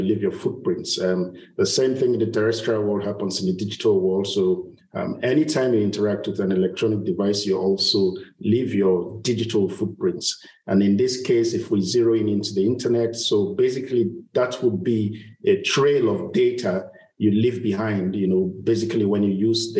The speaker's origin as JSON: {"language": "English", "town": "Bodo", "region": "Rivers State", "country": "Nigeria", "tie": "born or raised there", "said": "I'm from Nigeria, from a little community called Bodo in Ogoni. Ogoni is the southern part of Nigeria, the oil-rich part of Nigeria. So that's where I was born and grew up almost all my life."}